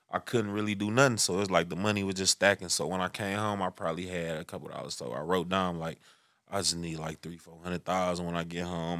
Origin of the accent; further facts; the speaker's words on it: Detroit, Michigan, United States; I'm from Six Mile